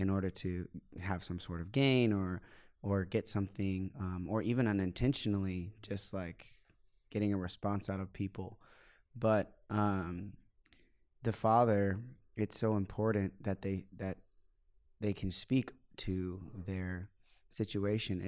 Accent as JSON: {"language": "English", "country": "United States", "said": "I'm a missionary from the United States"}